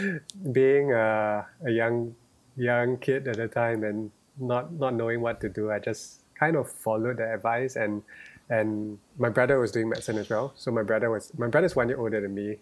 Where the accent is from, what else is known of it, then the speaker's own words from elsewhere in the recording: Singapore; growing up in Singapore